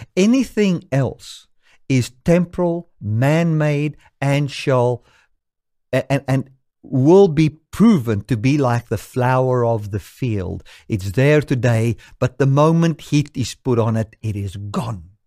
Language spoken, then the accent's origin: English; South Africa; I can say I am a South African according to the laws of this country